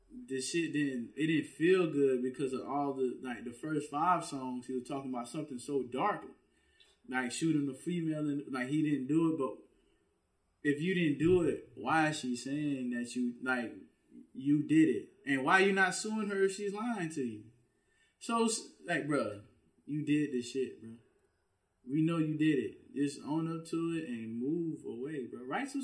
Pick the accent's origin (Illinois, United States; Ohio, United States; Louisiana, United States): Louisiana, United States; people that I grew up with in Louisiana, bro, they don't care who you are, men or women.